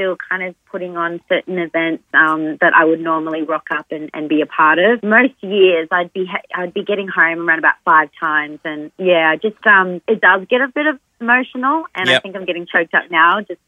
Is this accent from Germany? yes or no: no; Darwin, Northern Territory, Australia; now in Sydney, Australia; I grew up in Darwin and, you know, my father's family are from, you know, Indonesia